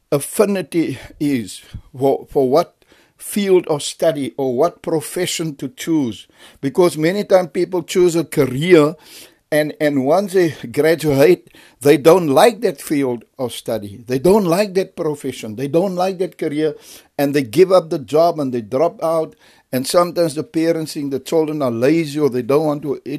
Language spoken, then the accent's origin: English; Cape Town, Western Cape, South Africa; We are not from there. We are originally from Cape Town, but when the riots came, my mother relocated to the faraway place.